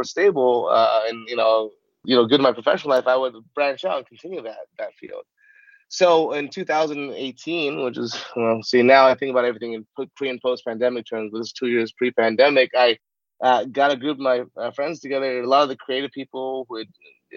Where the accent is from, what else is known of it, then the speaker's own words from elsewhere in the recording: Southern California, United States; I grew up in Southern California. I was a kid of Hollywood